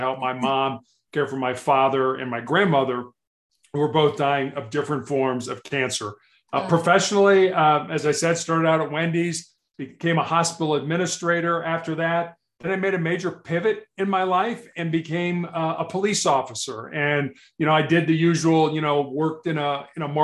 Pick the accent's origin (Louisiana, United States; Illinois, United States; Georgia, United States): Illinois, United States; Chicago; moved away; also born or lived in Charleston, South Carolina; I grew up on the South Side of Chicago